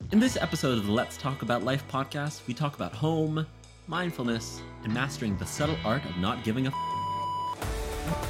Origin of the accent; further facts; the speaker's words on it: Vancouver, British Columbia, Canada; moved away; my hometown, Vancouver